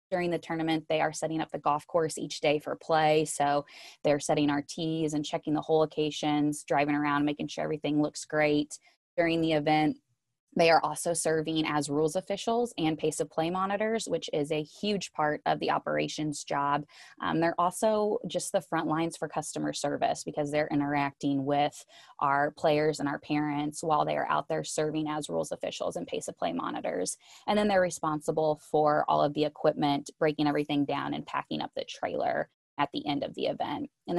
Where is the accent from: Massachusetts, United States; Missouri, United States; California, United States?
Missouri, United States; now in Atlanta, United States; I joked that when I moved to Atlanta from Missouri, I obviously had to pack up a U-Haul with all of my stuff